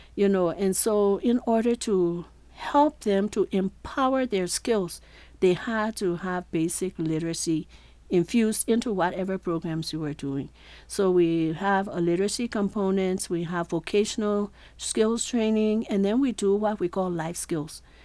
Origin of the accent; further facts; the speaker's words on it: Liberia; Growing up in Liberia